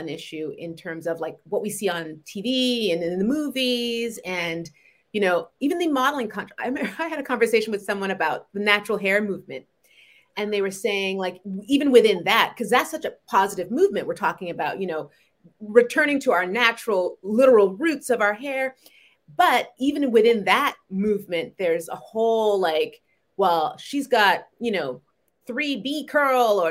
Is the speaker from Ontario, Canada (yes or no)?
no; Montreal, Quebec, Canada; also born or lived in New York / Barbados; now in Connecticut, United States; I was born and raised in Montreal in Canada.